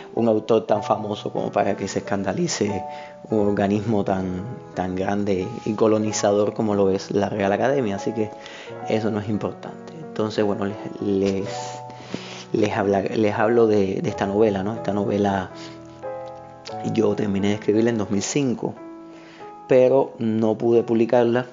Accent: Havana, Cuba; soy un escritor de La Habana, de Cuba

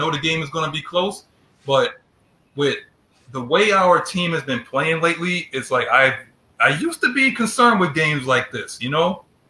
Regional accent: New York City, New York, United States; I'm from New York City, guys

